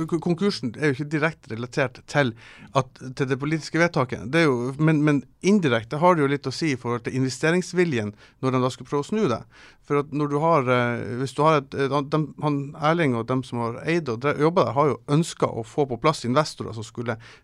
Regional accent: Kabelvåg, Nordland, Norway; also born or lived in Tromsø; now in Svolvær, Norway; jeg kommer fra Kablag

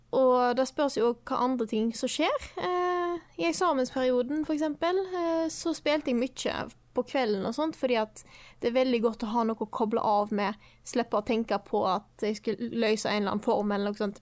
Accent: Stord, Vestland, Norway; moved away; når jeg er hjemme på Stord med familien

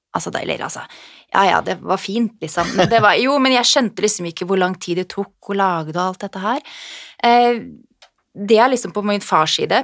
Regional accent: Norway

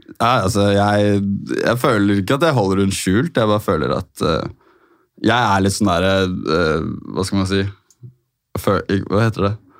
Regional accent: Oslo, Norway; jeg har vokst opp der egentlig hele livet mitt

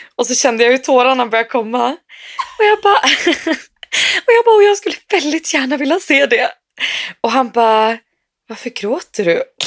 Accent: Sweden; moved away; also born or lived in Umeå; var ju hemma i Sverige

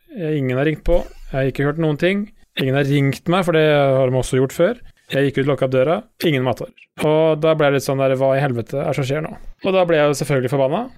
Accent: Sarpsborg, Østfold, Norway; Sjøl er jeg jo fra Sarpsborg

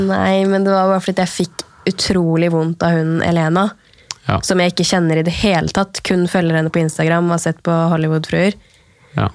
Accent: Norway; her hjemme i Norge

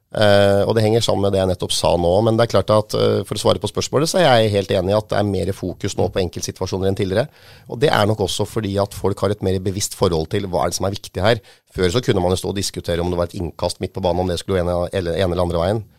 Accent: Hamar, Innlandet, Norway; jeg vokste jo opp på Hamar i Solhellinga

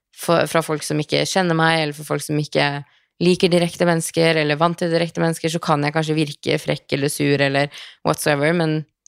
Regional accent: Norway; also born or lived in Los Angeles, United States; hjemme i Norge

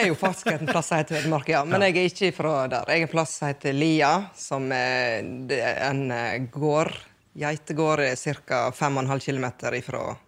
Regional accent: Guddalen, Vestland, Norway; now in Dalsfjorden, Norway; Men jeg er opprinnelig fra Guddalen

